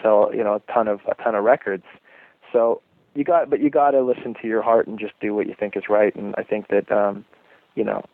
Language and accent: English; Phoenix, Arizona, United States; also born or lived in Casa Grande, Arizona; Growing up in Phoenix and living in different places like Casa Grande and some of the places I've lived in Arizona